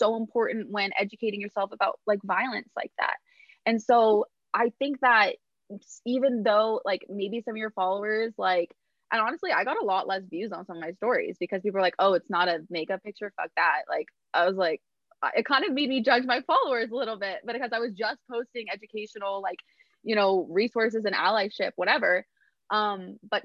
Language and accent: English; Los Angeles, California, United States; moved away as an adult; also born or lived in New York; I'm from